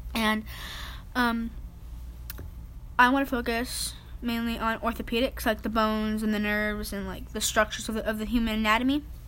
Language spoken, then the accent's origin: English; South Texas, United States; accent: southern